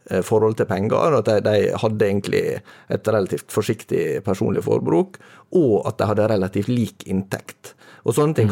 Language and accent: Norwegian; Møre og Romsdal, Norway; I og med at jeg er sunnmøring, så er jo økonomi eh, en, eh, relativt sånn sentral del av